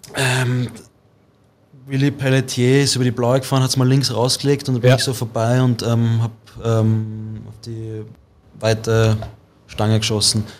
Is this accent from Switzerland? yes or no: no; Vienna, Austria; also born or lived in St. Pölten; ich bin aus Wien